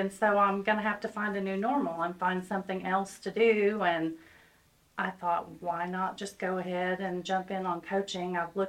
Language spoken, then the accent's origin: English; Vian, Oklahoma, United States; now in Claremore, United States; Originally from Vianne. Hometown.